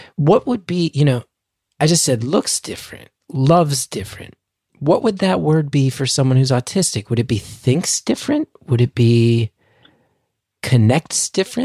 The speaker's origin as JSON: {"language": "English", "town": "New York City", "region": "New York", "country": "United States", "tie": "born or raised there", "said": "I lived in Queens, beautifully diverse"}